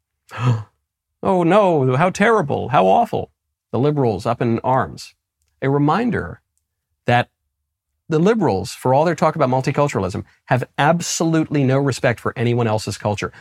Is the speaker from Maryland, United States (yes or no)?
no; New York, United States; moved away as an adult; also born or lived in New Haven, Connecticut / Los Angeles, California; I'm from New York. I went to Yale and I lived in Los Angeles and worked in show business